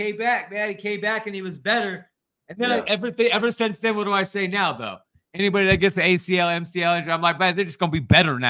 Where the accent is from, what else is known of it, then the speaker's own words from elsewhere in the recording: Denver, Colorado, United States; I'm from Denver.